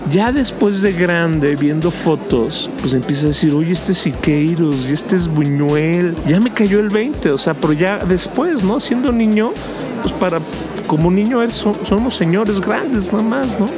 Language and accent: Spanish; Mexico; somos orgullosamente mexicanos